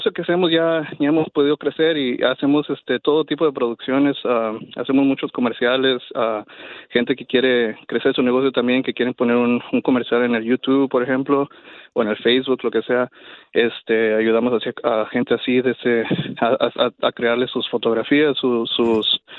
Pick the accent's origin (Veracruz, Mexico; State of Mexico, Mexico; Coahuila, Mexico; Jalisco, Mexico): Coahuila, Mexico; Torreón